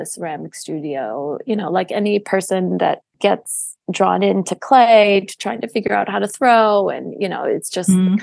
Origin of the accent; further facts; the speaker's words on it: Detroit, Michigan, United States; now in New York, United States; I grew up in Metro Detroit.